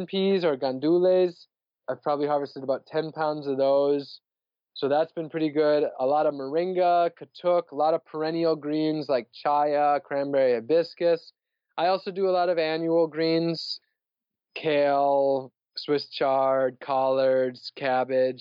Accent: northern Wisconsin, United States; moved away as an adult; also born or lived in San Diego, California; now in Orlando, United States; I'm from Wisconsin, northern Wisconsin.

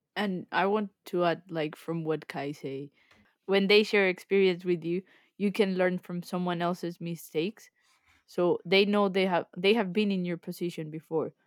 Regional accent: Colombia; moved away as an adult; now in England, United Kingdom; I'm originally from Colombia, so I moved to the U K almost five years ago

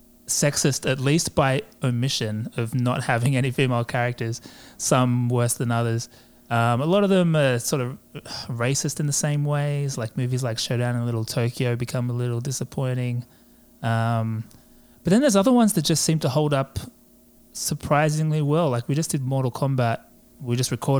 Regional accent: Australia; I'm an Australian, as you may have been able to tell, not English or New Zealander

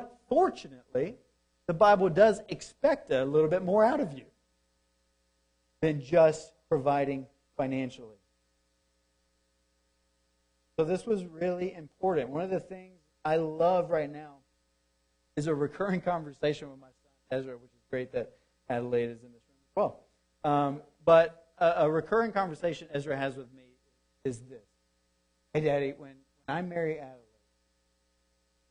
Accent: Deep South, United States; Growing up in the Deep South

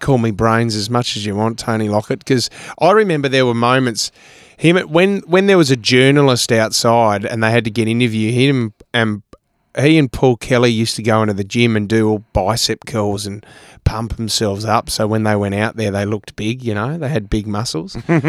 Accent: Adelaide, South Australia, Australia; moved away; also born or lived in Sydney; I was a bogan from Adelaide, this skinny kid

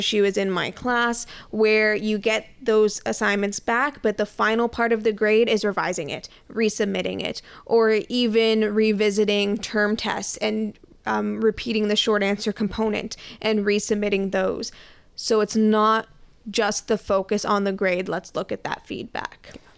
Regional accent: Canada; I am a very proud Canadian.

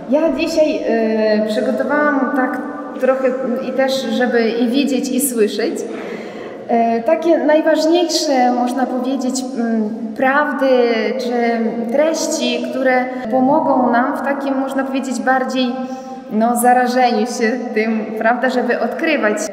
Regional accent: Ukraine; Pochodzę z Ukrainy, z polskiej rodziny.

